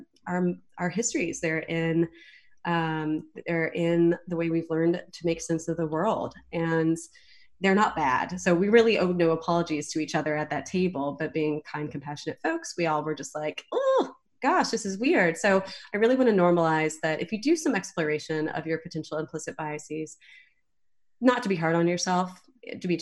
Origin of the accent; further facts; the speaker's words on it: Southeast, United States; moved away; I grew up in the Southeast